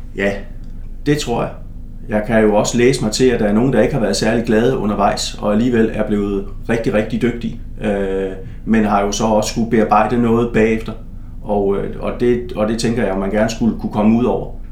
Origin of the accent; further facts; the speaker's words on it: Stevns, southeastern Zealand, Denmark; moved away; jeg kommer jo fra Stævns på det sydøstlige Sjælland, og øh, et lille område, øh, hvor at øh, ligesom min jævnaldrende, ligesom man gjorde dengang, så øh, stiftede jeg bekendtskab med en masse forskellige sportsgrene